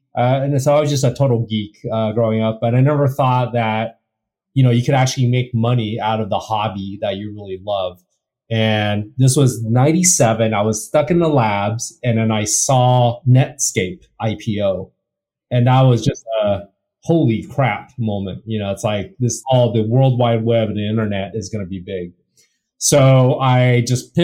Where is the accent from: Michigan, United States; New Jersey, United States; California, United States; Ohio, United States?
California, United States; Torrance; born or raised there; also born or lived in Taiwan / Irvine, California